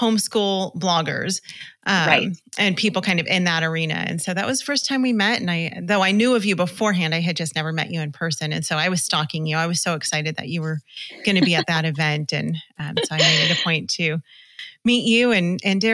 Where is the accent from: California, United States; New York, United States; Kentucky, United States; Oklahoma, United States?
California, United States; Los Angeles; We're from Los Angeles, so we were in LA County